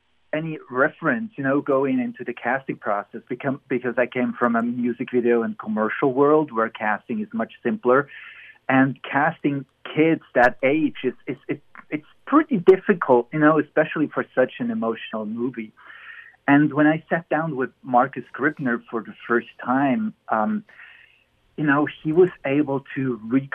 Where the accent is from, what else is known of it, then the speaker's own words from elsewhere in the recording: Emmental, Bern, Switzerland; now in Los Angeles, United States; I grew up in the Emmental. That's a mountainous valley near the capital, Bern